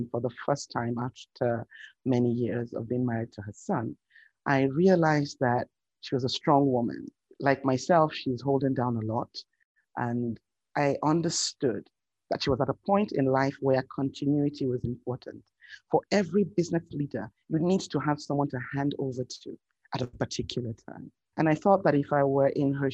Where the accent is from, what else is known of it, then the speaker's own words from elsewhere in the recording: Lagos, Nigeria; moved away; I was born in Lagos, in the beautiful city that is the commercial capital of Nigeria.